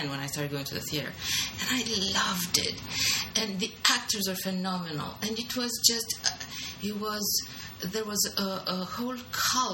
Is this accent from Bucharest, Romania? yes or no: yes; Bucharest, Romania; now in New York, United States; I'm from Romania. Bucharest, to be exact